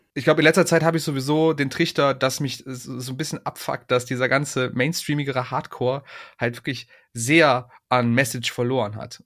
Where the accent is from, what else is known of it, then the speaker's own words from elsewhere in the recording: Aachen, North Rhine-Westphalia, Germany; als Aachener